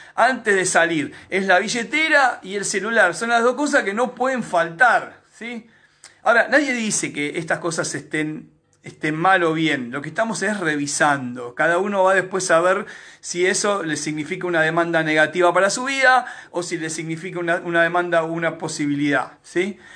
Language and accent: Spanish; Argentina; solamente en Argentina nos comportamos así